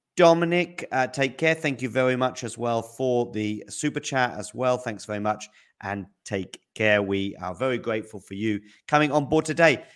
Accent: United Kingdom; I'm British

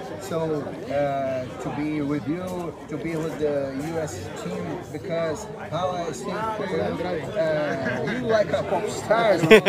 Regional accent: Brazil; from Brazil.

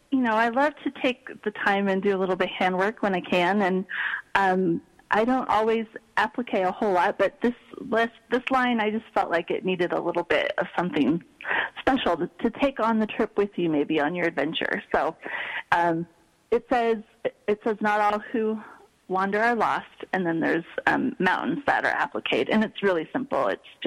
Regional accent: Pacific Northwest, United States; it reminded me a lot of growing up in the Pacific Northwest, so that's where it came from.

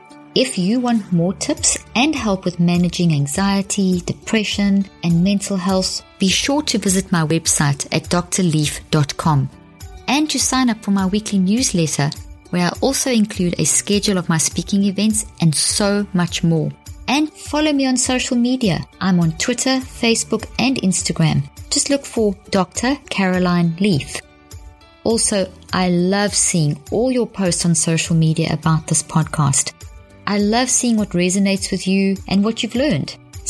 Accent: South Africa; accent: South African; now in United States; I'm from South Africa, but I live in the States.

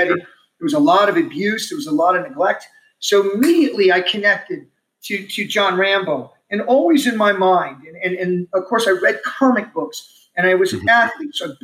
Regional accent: Omaha, Nebraska, United States; also born or lived in Texas; we were raised in the Omaha Home for Boys.

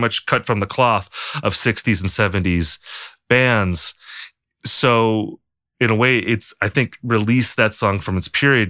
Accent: United States; as an American

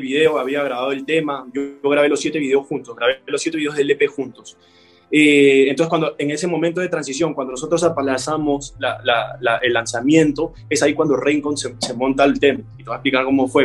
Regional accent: Peru; moved away as an adult; now in Medellín, Colombia; en mi país

